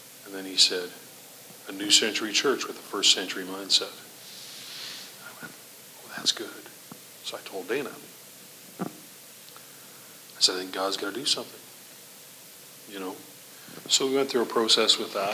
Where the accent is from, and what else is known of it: Canada; born or raised there